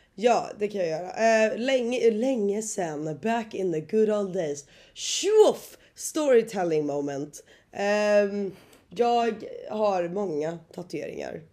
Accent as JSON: {"language": "Swedish", "country": "Sweden", "moved": "as an adult", "lives_now": "Australia", "said": "jag har ju inte varit hemma i Sverige nu på, vad är det, ja två år"}